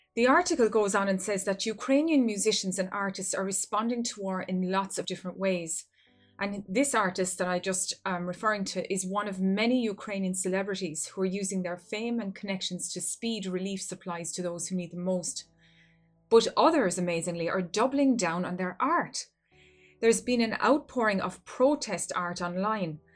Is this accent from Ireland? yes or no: yes; Ireland; here in my home country of Ireland.